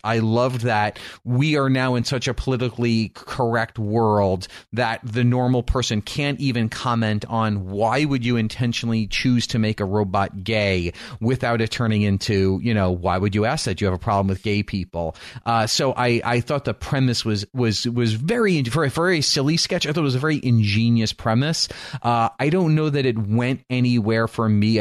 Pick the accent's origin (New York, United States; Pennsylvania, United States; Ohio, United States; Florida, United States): New York, United States; growing up in New York